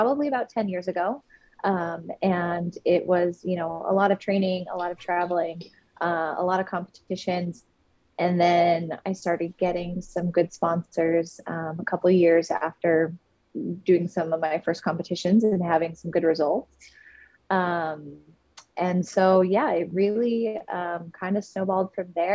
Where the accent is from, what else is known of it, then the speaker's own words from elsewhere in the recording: Seattle, Washington, United States; now in Hood River, United States; So I currently live in Hood River, Oregon in the United States, but I am originally from the Seattle, Washington area.